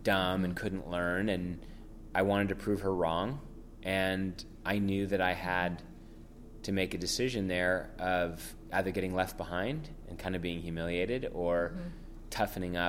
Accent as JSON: {"language": "English", "town": "San Francisco", "region": "California", "country": "United States", "tie": "born or raised there", "first_language": "French", "second_language": "English", "said": "I grew up in San Francisco"}